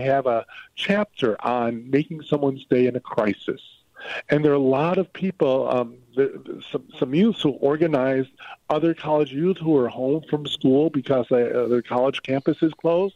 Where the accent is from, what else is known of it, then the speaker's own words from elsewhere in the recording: Illinois, United States; I'm from Illinois.